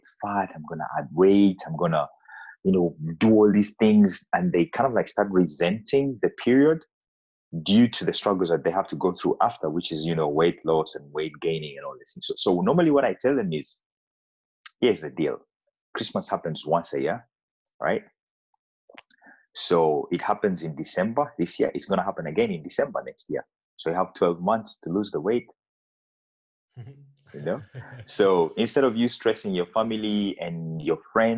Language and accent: English; Uganda; now in Denmark; I come from Uganda, which is an East African country.